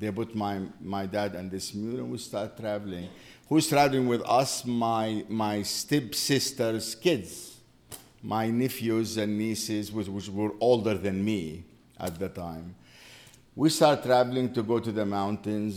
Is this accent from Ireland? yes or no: no; West Bank, Palestine; moved away as an adult; also born or lived in Jerusalem / Qalqilya / England / Minneapolis; now in Chapel Hill, United States; I grew up in the West Bank of Jerusalem, of Jordan. It was the West Bank of Jordan.